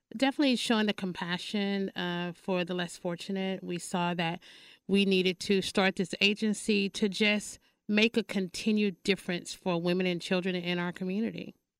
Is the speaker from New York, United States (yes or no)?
no; Paris, Texas, United States; now in Dallas, United States; I am from Paris, Texas